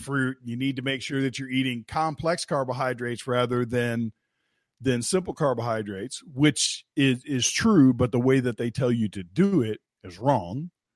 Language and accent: English; West Virginia, United States; I'm from West Virginia